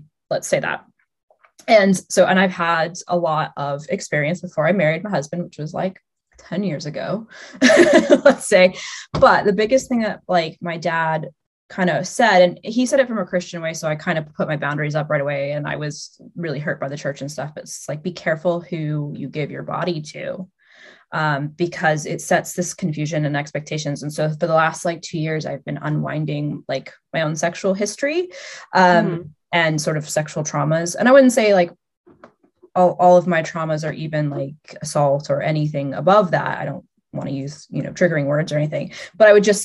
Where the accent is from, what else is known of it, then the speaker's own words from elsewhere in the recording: Albuquerque, New Mexico, United States; moved away as an adult; also born or lived in London; I'm from Albuquerque, New Mexico